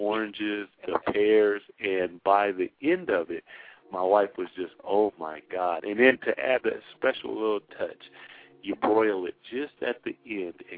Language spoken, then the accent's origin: English; the Northwest, Pacific Northwest, United States; we're from the Northwest and salmon is big